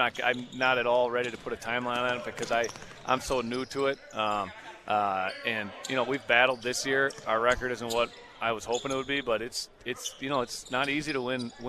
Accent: Fond du Lac, Wisconsin, United States; moved away; I'm a Fond du Lac native.

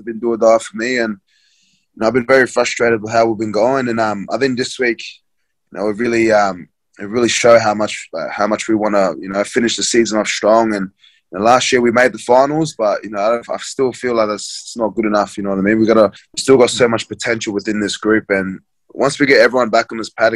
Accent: Brisbane, Queensland, Australia; I grew up in Brisbane

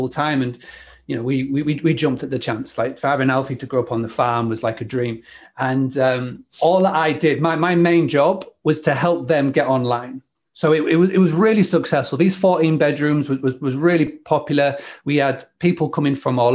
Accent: Scarborough, Yorkshire and the Humber, United Kingdom; I grew up in Scarborough.

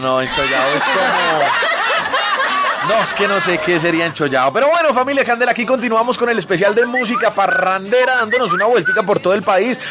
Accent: Bogotá, Colombia; Yo soy Rolo

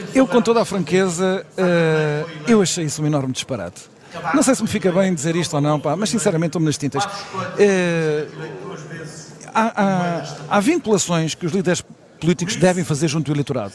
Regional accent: Setúbal, Portugal; de onde eu sou originário, nascido e criado em Setúbal, na cidade de Setúbal

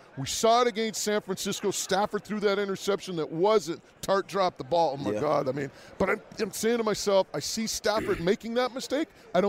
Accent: New Westminster, British Columbia, Canada; my hometown of New Westminster

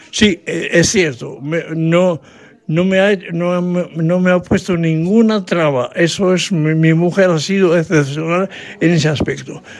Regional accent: France; Spanish is a second language; yo soy francés. Esto está bien claro.

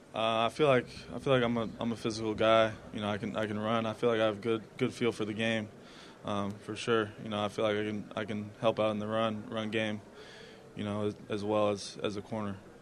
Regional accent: Iowa, United States; I grew up in Iowa, a small town, nine hundred people

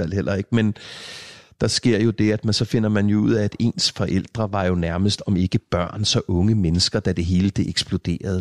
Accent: Hørsholm, Capital Region of Denmark, Denmark; på Mågevej her i Hørsholm, hvor, hvor, jeg, hvor vi boede der, i den periode

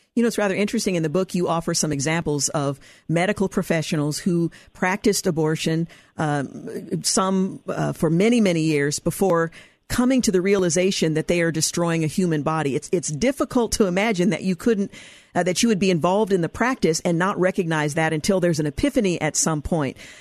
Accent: Oregon, United States; my home state of Oregon

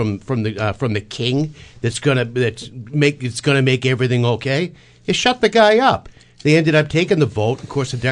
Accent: about 20 minutes from Lexington, Massachusetts, United States; about 20 minutes from my hometown

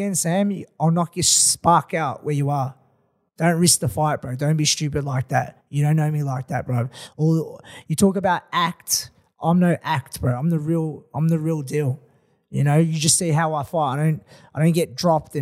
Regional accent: Melbourne, Victoria, Australia; Come to my hometown

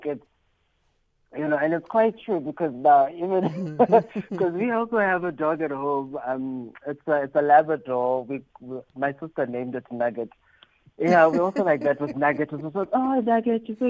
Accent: South Africa; being South African

